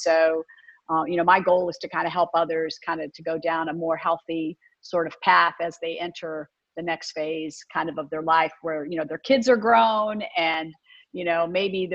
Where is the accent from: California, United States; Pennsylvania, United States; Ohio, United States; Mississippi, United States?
Ohio, United States; Canton; I grew up in Ohio, in Canton, Ohio.